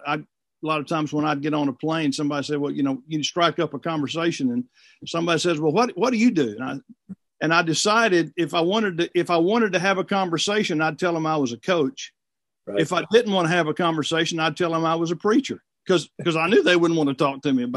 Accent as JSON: {"language": "English", "town": "Bald Knob", "region": "Arkansas", "country": "United States", "tie": "born or raised there", "also_born_or_lived": "Tampa, Florida", "moved": "as an adult", "lives_now": "Florence, United States", "said": "I'm originally from Arkansas. My parents, who are both still alive, still live in Ball Knob, Arkansas, which is a small town in northeast Arkansas. I grew up there"}